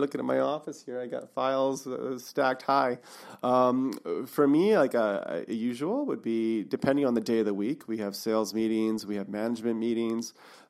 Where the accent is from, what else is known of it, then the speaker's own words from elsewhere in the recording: Revelstoke, British Columbia, Canada; now in Kelowna, Canada; I grew up in Revelstoke. That's my hometown.